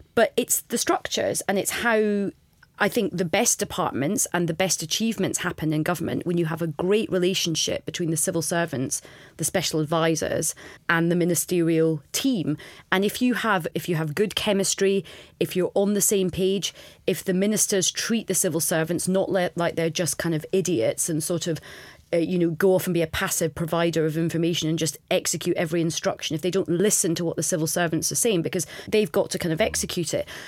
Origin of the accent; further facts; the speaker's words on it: Scot, Scotland, United Kingdom; as a Scot